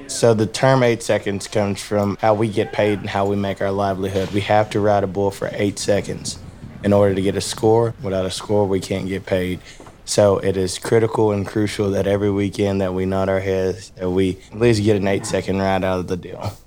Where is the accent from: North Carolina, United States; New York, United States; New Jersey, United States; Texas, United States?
Texas, United States; Rockdale; I grew up in Rockdale, Texas